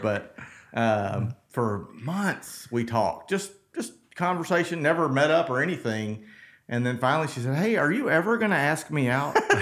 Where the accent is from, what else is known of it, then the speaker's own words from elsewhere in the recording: South Mississippi, United States; I'm a Mississippi boy. I was born in South Mississippi